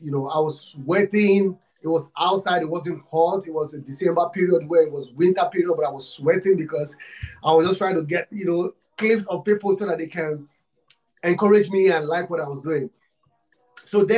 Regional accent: Nigeria; I'm from Africa, Nigeria. I'm from Nigeria

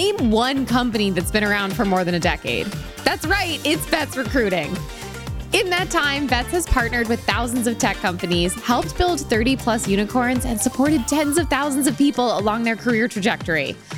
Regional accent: Northern Connecticut, United States; And I'm from Northern Connecticut. I'm from the middle of the woods.

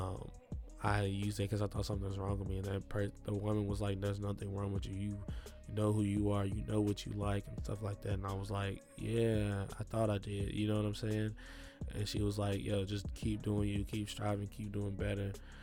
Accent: Milan, Tennessee, United States; I grew up in Milan, Tennessee

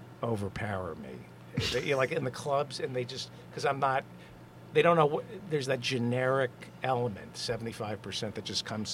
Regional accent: Brooklyn, New York, United States; born there; I'm born in Brooklyn.

